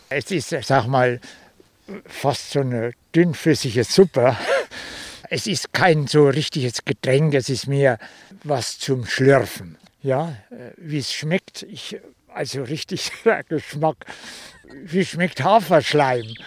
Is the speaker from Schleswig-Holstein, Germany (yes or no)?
no; Thuringia, Germany; moved away as an adult; now in Magdeburg, Germany; ich bin Thüringer